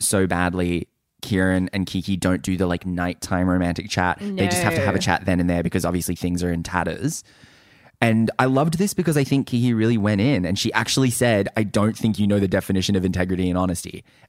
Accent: Australia; We're just quirky girls from the country.

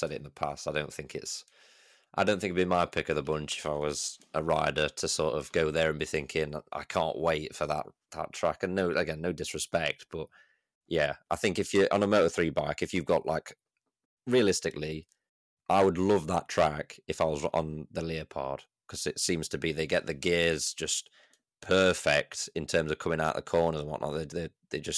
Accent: United Kingdom; as a Brit

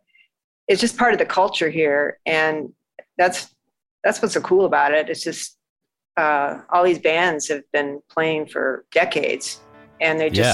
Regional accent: Michigan, United States; also born or lived in Massachusetts / Texas; now in Austin, United States; I grew up in Michigan, and then I lived in 9 or 10 other states, you know, east and west, and then before I finally came to Texas.

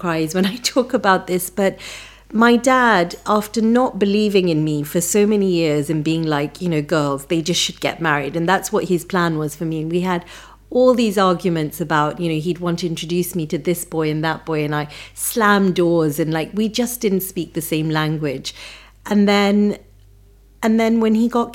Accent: Nairobi, Kenya; moved away; I was born in Nairobi in Kenya to a very traditional Punjabi family.

